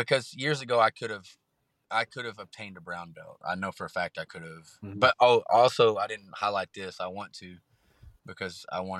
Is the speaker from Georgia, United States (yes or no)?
no; Texas, United States; born or raised there